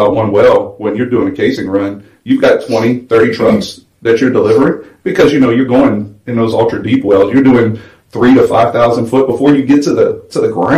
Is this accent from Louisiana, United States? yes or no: yes; Houma, Louisiana, United States; moved away as an adult; now in Fort Worth, United States; I grew up in South Louisiana, Houma, Louisiana.